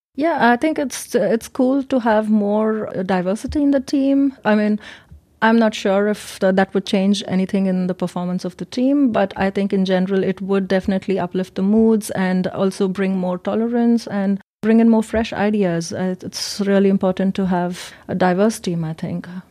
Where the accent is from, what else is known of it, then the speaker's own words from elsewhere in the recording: India; moved away as an adult; also born or lived in Germany; now in Munich, Germany; I'm from India, and I've been in Germany since ten years